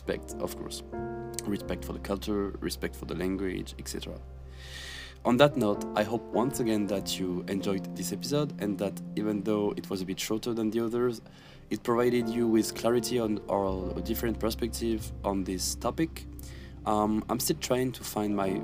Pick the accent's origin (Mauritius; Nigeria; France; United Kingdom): France; moved away as an adult; now in South Korea; I was from France